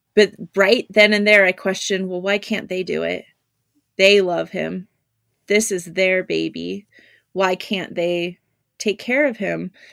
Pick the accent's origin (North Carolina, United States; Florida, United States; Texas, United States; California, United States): California, United States; Southern; the first funeral home I worked at was in my hometown in Southern California